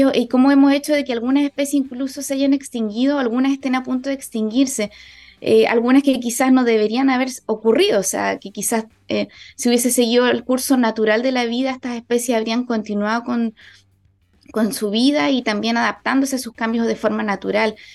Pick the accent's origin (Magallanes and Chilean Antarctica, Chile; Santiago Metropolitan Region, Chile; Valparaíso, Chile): Magallanes and Chilean Antarctica, Chile; Porvenir; que he vivido en mi vida y en mi infancia también en Porvenir